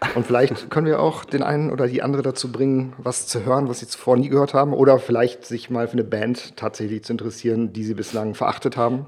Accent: Bielefeld, North Rhine-Westphalia, Germany; also born or lived in Gibraltar; ich bin 81 geboren auf Gibraltar. Ich bin mit meinen Eltern dann mit vier Jahren, also ich war vier, meine Eltern waren offensichtlich älter, nach Deutschland gezogen und bin dort in Westdeutschland in Bielefeld aufgewachsen.

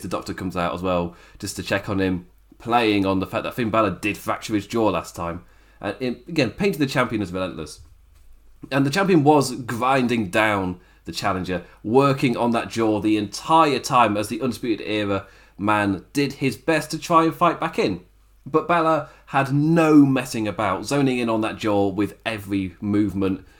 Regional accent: England, United Kingdom; I am English

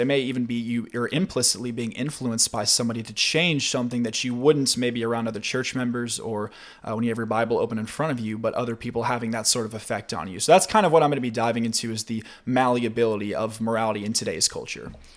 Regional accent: Spring Hill, Tennessee, United States; I go to Lanton Church of Christ, which is in Spring Hill, which is my hometown

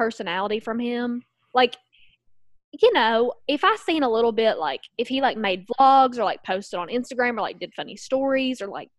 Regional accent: Kentucky, United States; my home state of Kentucky

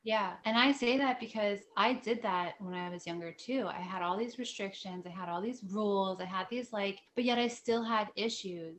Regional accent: New Jersey, United States; also born or lived in upstate New York; I was living in upstate New York and I brought, came back to New Jersey. I'm from New Jersey

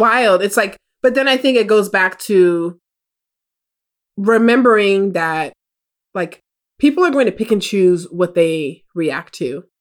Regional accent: United States; my family is Jamaican. I was born here in America

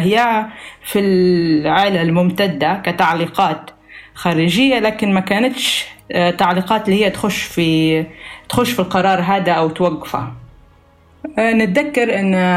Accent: Libya; العادات والتقاليد الموجودة عندنا في ليبيا

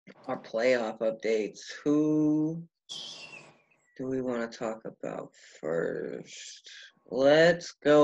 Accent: California, United States; I'm from California

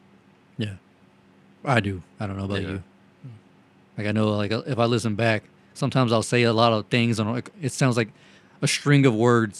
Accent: the South, United States; accent: southern; We're all from the South.

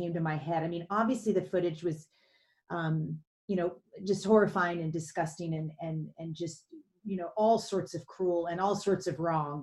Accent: Louisville, Kentucky, United States; I grew up in Kentucky, outside Louisville, Kentucky

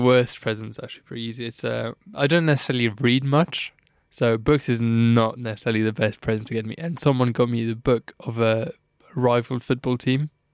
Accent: Luxembourg; moved away; I was born in Luxembourg, grew up, like, around, you know, Luxembourgish people

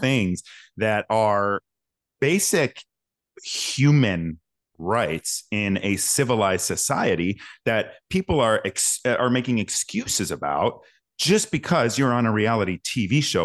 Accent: Schaumburg, Illinois, United States; also born or lived in Rolling Meadows, Illinois; born and raised in Schaumburg, Illinois, Rolling Meadows, Illinois.

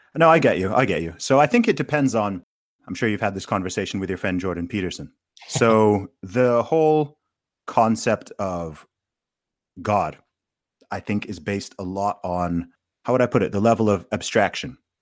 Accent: Saudi Arabia; I grew up in Saudi Arabia, right? So I grew up obviously surrounded by Muslims

